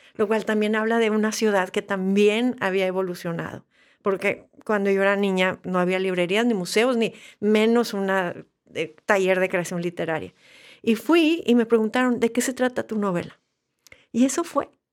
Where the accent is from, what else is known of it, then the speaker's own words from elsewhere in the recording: Monterrey, Nuevo León, Mexico; soy de Monterrey y Monterrey no invitaba mucho a, las artes